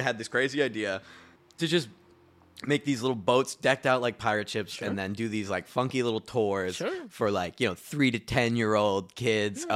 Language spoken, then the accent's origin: English; Cape Cod, Massachusetts, United States; also born or lived in Fort Myers, Florida; I grew up on Cape Cod, Massachusetts